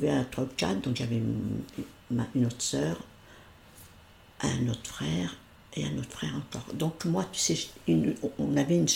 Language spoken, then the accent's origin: French; Sarthe, Pays de la Loire, France; je suis née dans la Sarthe